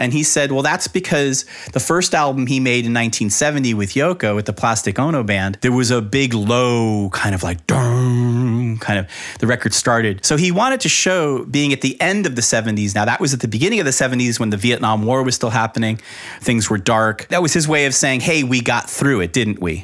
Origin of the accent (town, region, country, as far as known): Miami, Florida, United States; born or raised there